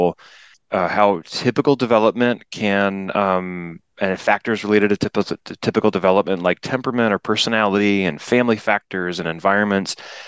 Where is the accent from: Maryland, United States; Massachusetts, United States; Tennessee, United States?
Maryland, United States; Washington, D.C. and suburban; moved away; I grew up around the Washington, D.C. and suburban Maryland